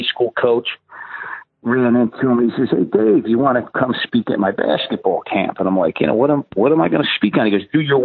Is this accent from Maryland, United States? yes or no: yes; Baltimore, Maryland, United States; as a kid growing up in Baltimore